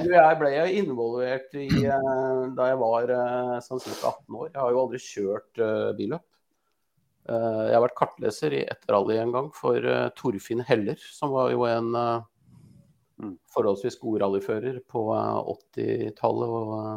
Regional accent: Askim, Østfold, Norway; also born or lived in Sarpsborg; Jeg er jo fra Askim

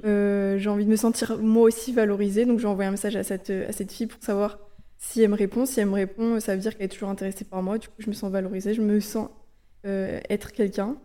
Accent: Lorient, Brittany, France; moved away as an adult; also born or lived in Budapest, Hungary; je suis originaire de Lorient en Bretagne

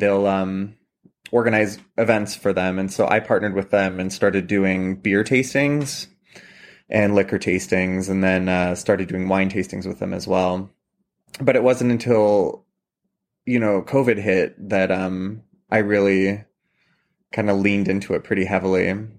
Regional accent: Columbia Valley, Washington, United States; moved away as an adult; also born or lived in New York City; now in Pittsburgh, United States; I mentioned I'm from Washington State originally, and I grew up in the Columbia Valley, which is a big wine region.

